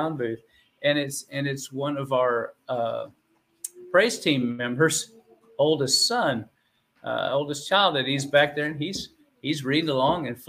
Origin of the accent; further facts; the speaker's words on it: Houston, Texas, United States; I grew up in the Houston area